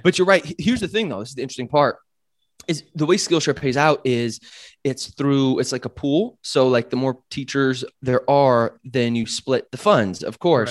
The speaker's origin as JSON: {"language": "English", "country": "United States", "also_born_or_lived": "Chiang Mai, Thailand", "moved": "as an adult", "said": "being American"}